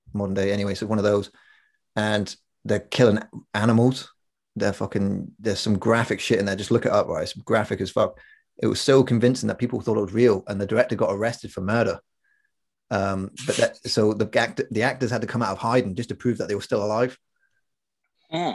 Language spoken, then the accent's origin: English; middle of England, United Kingdom; accent: weird accent, half Scottish; we come from this town in the middle of England, and a bunch of Scottish people moved there during World War II for the steelworks and uh, okay. they, they never left. So we're the offspring of these quasi English Scottish people. That's why we got a weird accent